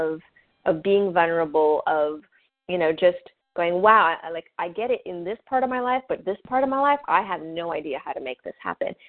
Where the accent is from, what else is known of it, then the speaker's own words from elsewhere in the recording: Canada; I'm French Canadian